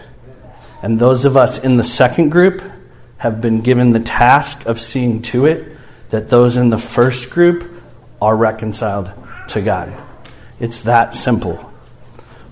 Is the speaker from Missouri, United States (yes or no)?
yes; St. Louis, Missouri, United States; I grew up in St. Louis